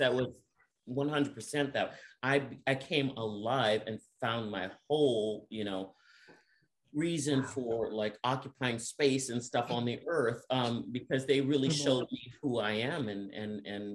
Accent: Washington, District of Columbia, United States; I'm from Washington, D.C., and I have a relationship with Washington National Cathedral

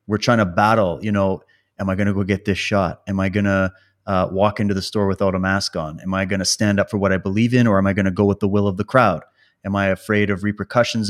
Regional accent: Saskatchewan, Canada; I grew up in Saskatchewan

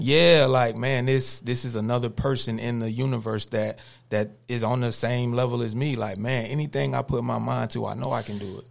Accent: Cordell, United States; born or raised there

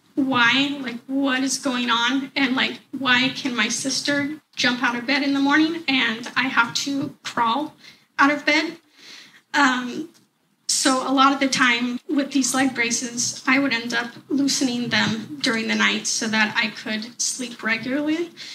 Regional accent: Portland, Oregon, United States; I am 27 years old and I come from Portland, Oregon

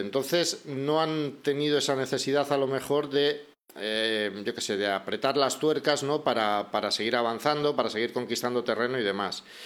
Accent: Bilbao, Basque Country, Spain; moved away as an adult; also born or lived in Madrid; now in Salamanca, Spain; volví a Bilbao, que es mi ciudad natal, yo soy de Bilbao, aunque ahora mismo vivo en Salamanca

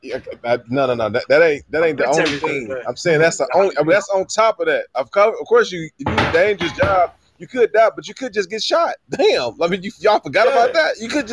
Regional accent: Cleveland, Ohio, United States; I grew up in Cleveland, bro.

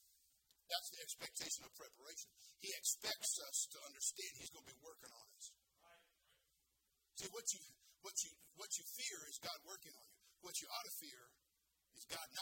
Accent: California, United States; I'm from California. I know all about fruits and nuts

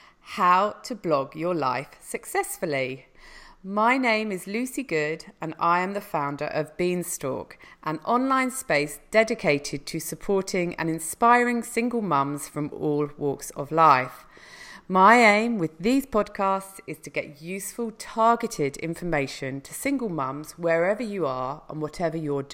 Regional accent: United Kingdom; coming from the UK

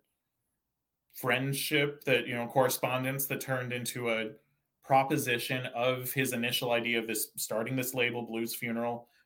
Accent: Santa Cruz, California, United States; now in Bay Area, United States; I grew up in Santa Cruz, California

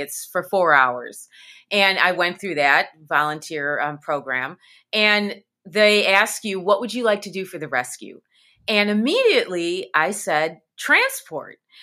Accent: Midwest, United States; I'm from the Midwest

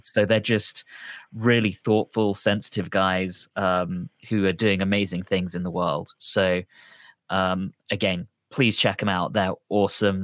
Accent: London, United Kingdom; I'm from London

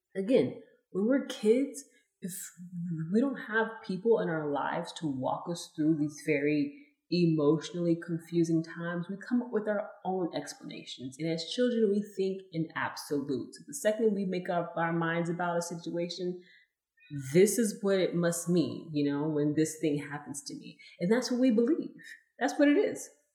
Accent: Los Angeles, California, United States; moved away; I was born in California, Los Angeles, California

